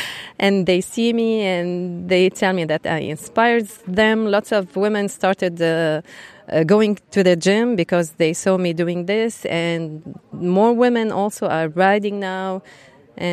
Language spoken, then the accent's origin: English; Beirut, Beirut Governorate, Lebanon; English is a second language; I'm from Lebanon, Beirut. And I ride a 1250 GS HP. We have lots of mountains in Beirut, so we do lots of off-road.